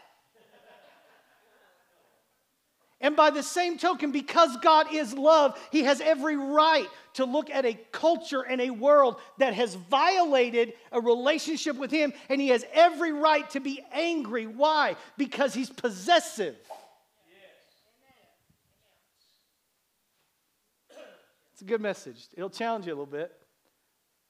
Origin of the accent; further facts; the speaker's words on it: Bartlesville, Oklahoma, United States; growing up in Bartlesville, Oklahoma